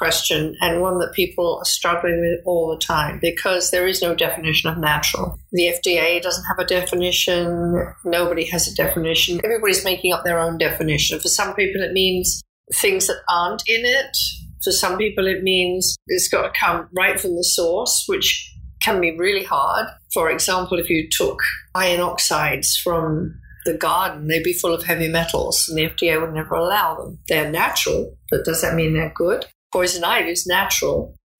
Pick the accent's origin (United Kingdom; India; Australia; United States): United Kingdom; England; moved away as an adult; I started out as a secretary in New York because I came over from England as a secretary.